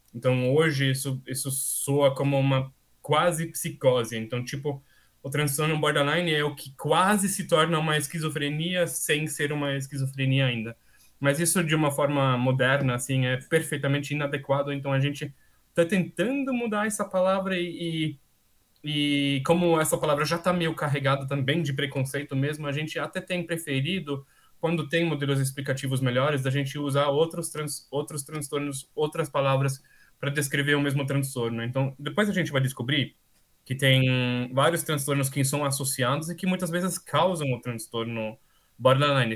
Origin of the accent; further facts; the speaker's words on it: Austria; Portuguese is a second language; also born or lived in Brazil / Paris; então eu sou austríaco. É, vivi praticamente toda a minha vida na Áustria, com algumas exceções